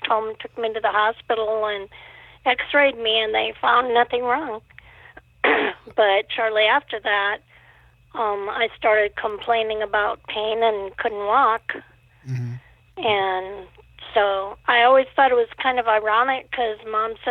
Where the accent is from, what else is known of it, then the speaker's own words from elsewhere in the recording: Omaha, Nebraska, United States; moved away; also born or lived in Montana / Faribault, Minnesota; I was born in Montana, but when I was a month old, we moved to Omaha, Nebraska